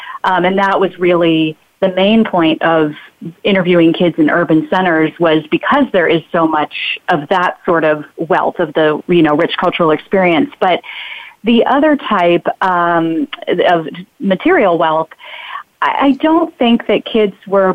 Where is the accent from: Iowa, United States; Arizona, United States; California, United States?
Arizona, United States; Phoenix; now in San Francisco, United States; I grew up in Phoenix